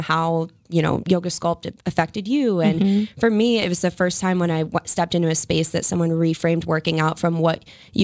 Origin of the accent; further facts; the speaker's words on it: Acushnet, Massachusetts, United States; moved away as an adult; also born or lived in San Diego; I'm from Acushnet. You have likely never heard of it. It's a small town. It's a farm town.